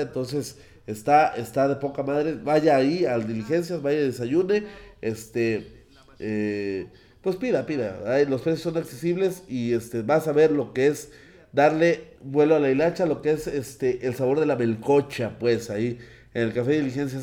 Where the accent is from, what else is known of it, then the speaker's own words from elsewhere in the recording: Mexico; somos los mexicanos